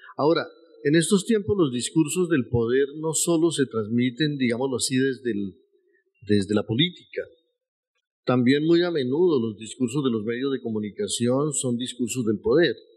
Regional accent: northern Tolima, Colombia; nací en esos tiempos en Colombia y nací en esos tiempos en la zona más violenta del país, que era la región del Tolima, y la región del norte del Tolima.

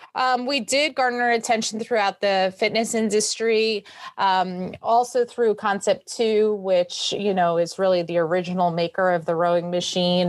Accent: New York City, New York, United States; I was born and bred in New York City

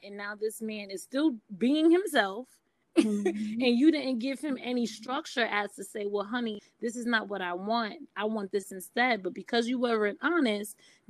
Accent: New York City, New York, United States; growing up in Brooklyn, New York, and seeing my mothers and aunts

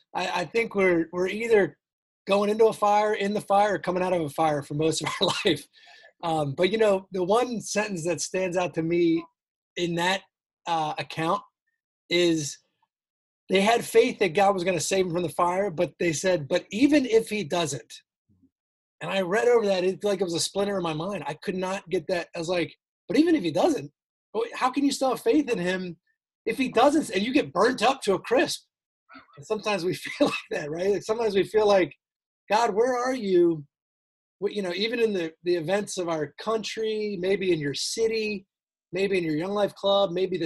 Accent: Towson, Maryland, United States; moved away as an adult; also born or lived in Virginia; I grew up in Baltimore, Maryland, in Towson, actually. And then I came down to Virginia for college, went to University of Virginia.

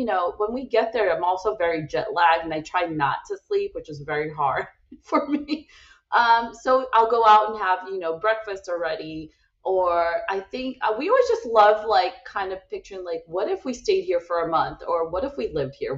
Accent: Brazil; moved away; I'm originally from Brazil where there are a lot of strikes too.

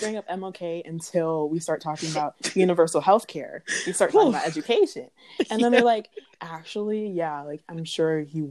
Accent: Florida, United States; I won't even say white people because I'm from Florida.

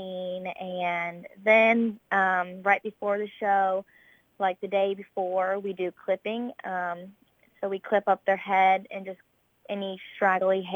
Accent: Warren County, Illinois, United States; I'm actually from Warren County, so our main county fair is Warren County

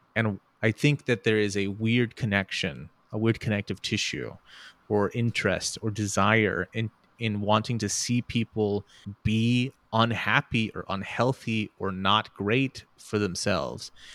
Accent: Houston, Texas, United States; I'm from Houston

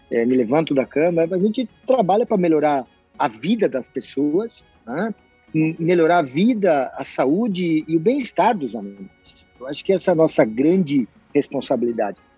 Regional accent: Santa Catarina, Brazil; accent: strong R, German and Italian colonization; Eu venho de uma região do oeste de Santa Catarina, onde a pronunciação do R ela é bastante carregada, porque é uma colonização alemã e italiana.

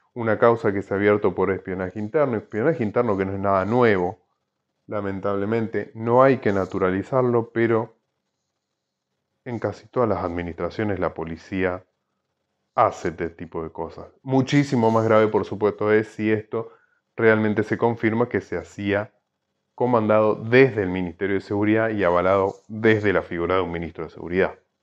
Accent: Argentina; somos los argentinos

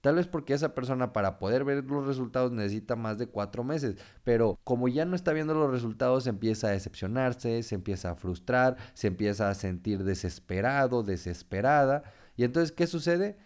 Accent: Tempoal, Veracruz, Mexico; now in Monterrey, Mexico; mi pueblo, Tempoal Veracruz

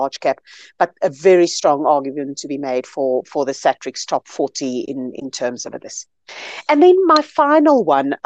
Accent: South Africa; I'm a South African, very proudly so. This is where I live.

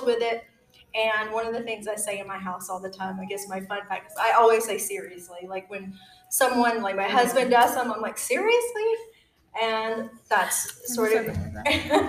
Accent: Georgia, United States; I was born and raised in Georgia, so this is definitely my stomping ground.

